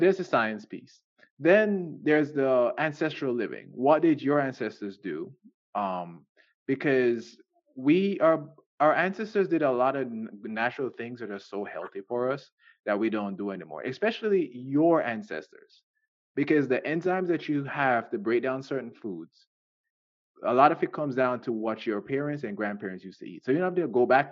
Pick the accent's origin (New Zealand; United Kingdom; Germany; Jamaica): Jamaica; I'm Jamaican